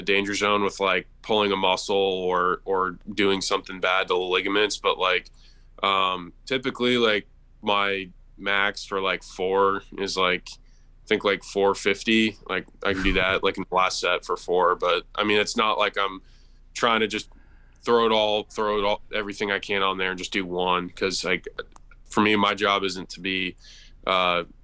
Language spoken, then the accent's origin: English; Tampa, Florida, United States; Tampa, like, there's places that I grew up going